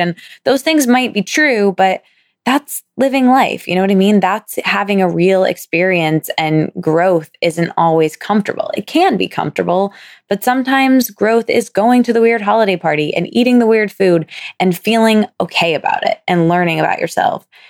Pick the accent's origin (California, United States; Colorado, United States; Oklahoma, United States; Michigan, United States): Michigan, United States; moved away as an adult; now in New York City, United States; my hometown slash my college town, same place for me